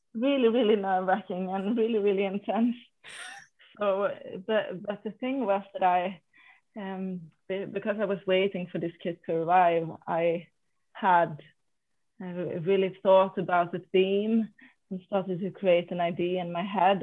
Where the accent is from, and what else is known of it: Sweden